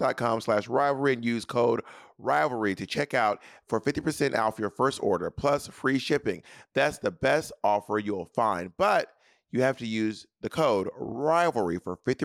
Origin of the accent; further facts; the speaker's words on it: the South, United States; I am from the South